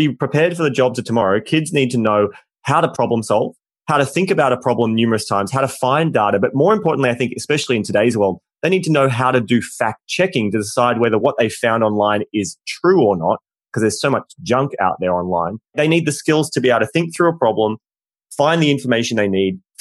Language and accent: English; Australia; we're both Australian